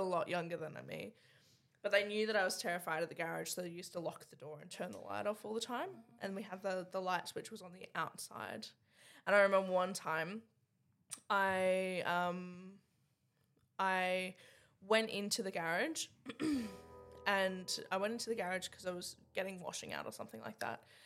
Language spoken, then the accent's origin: English; Cairns, Queensland, Australia; I'm from Cairns.